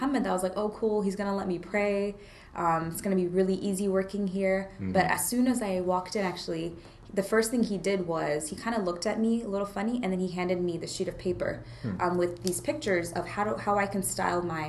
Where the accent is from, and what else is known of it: United States; born or raised there